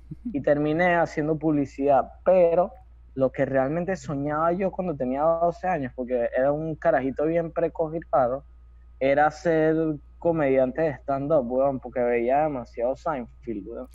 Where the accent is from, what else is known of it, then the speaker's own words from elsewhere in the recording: Venezuela; mi top uno como venezolano